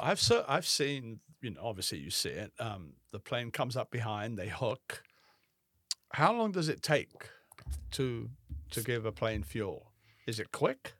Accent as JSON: {"language": "English", "region": "England", "country": "United Kingdom", "tie": "born or raised there", "also_born_or_lived": "Alexandria", "moved": "yes", "said": "I remember growing up in England"}